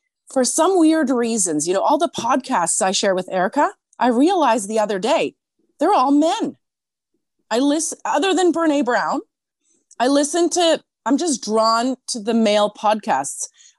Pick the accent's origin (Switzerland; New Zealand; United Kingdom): Switzerland; now in Canada; So in my country of origin in Switzerland, I'm like, I can feel it. I'm the Canadian. But here in Canada, I feel very Swiss a lot of the time.